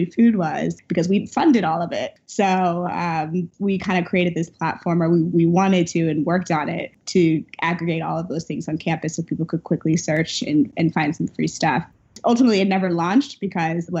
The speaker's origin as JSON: {"language": "English", "town": "St. Louis", "region": "Missouri", "country": "United States", "tie": "born or raised there", "moved": "yes", "said": "I'm a St. Louis native, grew up in St. Louis, went to college in St. Louis"}